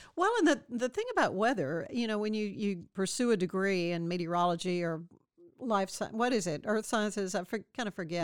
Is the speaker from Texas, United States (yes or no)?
yes; Waco, Texas, United States; I grew up in Waco.